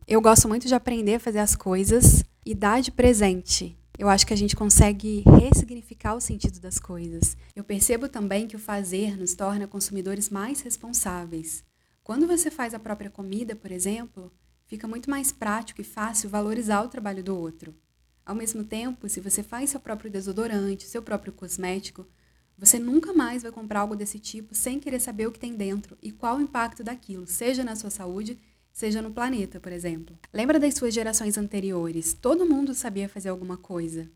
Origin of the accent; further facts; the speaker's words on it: interior of Rio de Janeiro state, Brazil; now in São Paulo, Brazil; lá na minha cidade, que é no interior do Rio, e é onde a minha mãe ainda mora